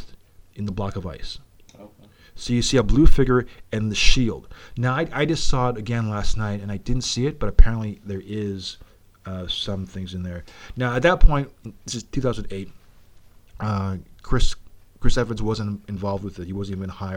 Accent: Toronto, Ontario, Canada; The fact that we're from Toronto

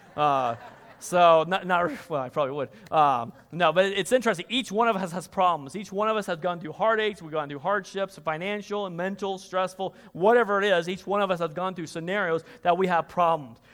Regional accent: Kansas, United States; moved away; I'm originally from Kansas

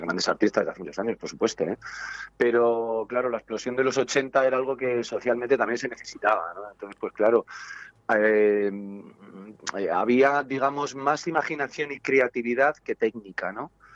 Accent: Segovia, Castile and León, Spain; Somos de Segovia

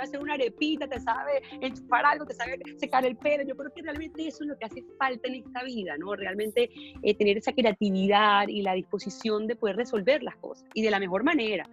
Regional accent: Venezuela; now in Miami, United States; me siento muy orgullosa como venezolana

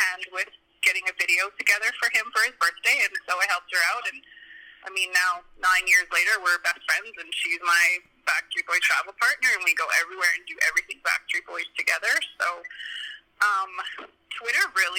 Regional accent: bottom corner of Alberta, Canada; now in Edmonton, Canada; my hometown is in the bottom corner of Alberta

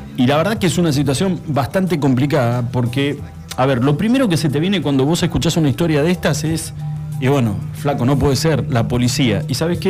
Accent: Argentina

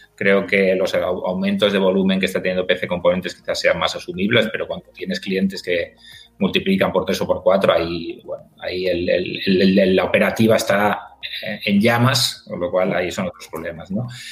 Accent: Mallorca, Balearic Islands, Spain; Yo soy de Mallorca

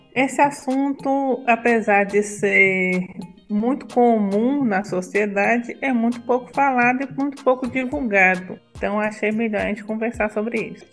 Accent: Brasília de Minas, Minas Gerais, Brazil; Eu sou mineira, nasci aqui nessa cidade de Minas e sempre morei aqui.

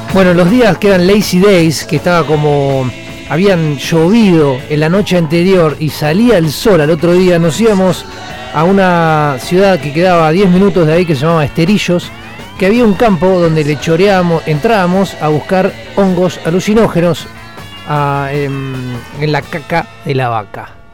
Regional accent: Argentina; Yo soy de Argentina

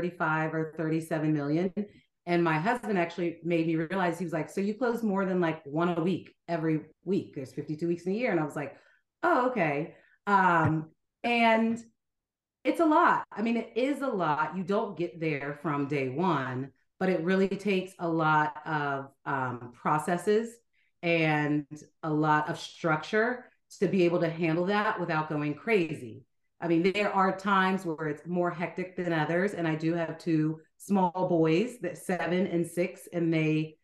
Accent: Charleston, South Carolina, United States; moved away as an adult; also born or lived in Raleigh, North Carolina; now in Atlanta, United States; I grew up in Charleston

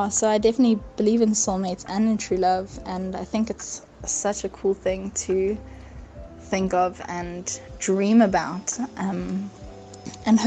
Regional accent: Johannesburg, Gauteng, South Africa; I am from Johannesburg, South Africa

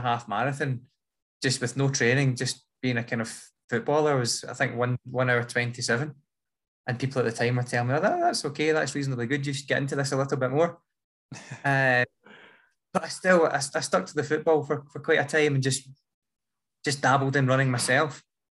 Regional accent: Scotland, United Kingdom; I am from Scotland

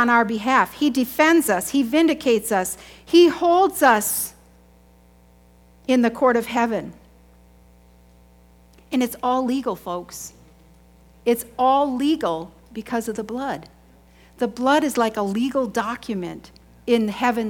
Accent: United States; I grew up in Chippewa

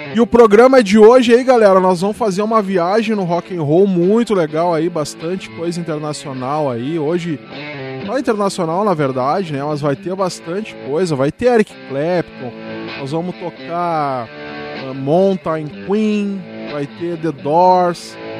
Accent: São Gabriel, Rio Grande do Sul, Brazil; moved away; minha terra natal, né? Lá de São Gabriel, eu sou de lá.

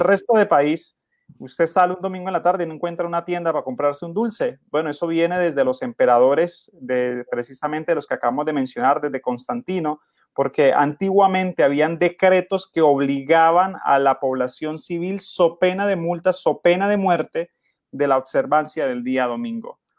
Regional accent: Colombia

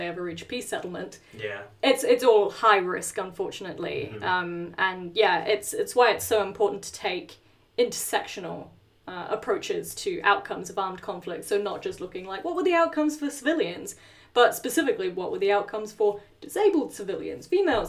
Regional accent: New Zealand; moved away; we are originally from New Zealand.

